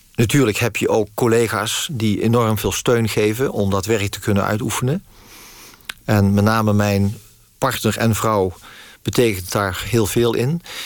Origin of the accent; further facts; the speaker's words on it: Netherlands; ik ben in Nederland geboren